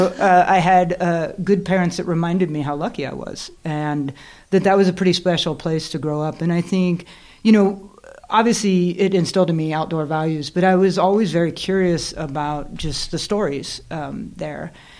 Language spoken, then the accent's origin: English; Yosemite National Park, California, United States; moved away as an adult; now in Bozeman, United States; we grew up in California